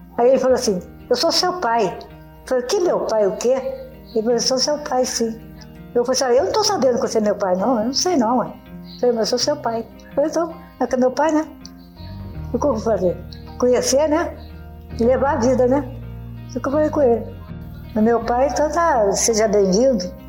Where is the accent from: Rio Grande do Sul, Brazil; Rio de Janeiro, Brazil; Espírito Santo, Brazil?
Rio de Janeiro, Brazil; Petrópolis; moved away as an adult; now in Minas Gerais, Brazil; Sou de Petrópolis, até do Rio.